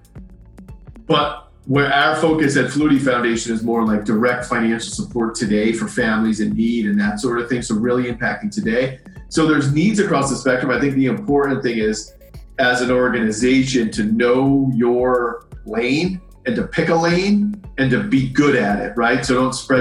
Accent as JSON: {"language": "English", "town": "Boston", "region": "Massachusetts", "country": "United States", "tie": "born or raised there", "also_born_or_lived": "Boulder, Colorado", "moved": "as an adult", "said": "I grew up here in Boston area"}